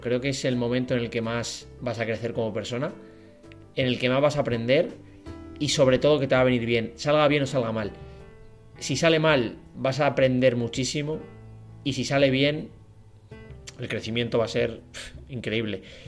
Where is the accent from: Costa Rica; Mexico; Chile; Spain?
Spain; Madrid, Community of Madrid; now in Frankfurt, Germany; yo soy de Madrid, de España